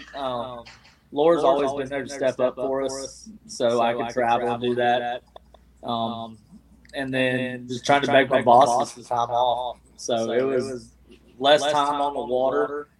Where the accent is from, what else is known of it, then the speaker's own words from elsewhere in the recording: White House, Texas, United States; moved away as an adult; now in Fort Worth, United States; I spent a lot of my childhood out in White House. I was born here in Fort Worth. Mm-hmm. Moved out there in my sixth or seventh grade year. Graduated from White House.